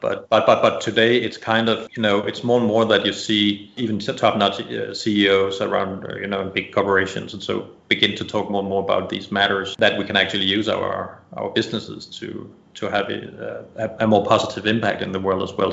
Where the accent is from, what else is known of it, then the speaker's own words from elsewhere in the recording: Denmark; moved away as an adult; now in Bali, Indonesia; I'm originally from Denmark